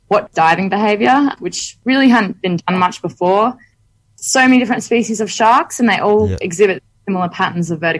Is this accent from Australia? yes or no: yes; Western Australia, Australia; moved away as an adult; now in Monterey, United States; growing up in Western Australia, snorkeling as a kid